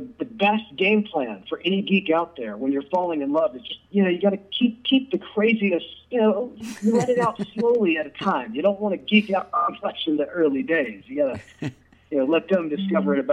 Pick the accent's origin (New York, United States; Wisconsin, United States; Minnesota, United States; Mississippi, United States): Mississippi, United States; Jackson; also born or lived in Memphis, Tennessee / Clinton, Mississippi; So I am from Jackson, Mississippi, born and raised, and I've actually lived here the vast majority of my life.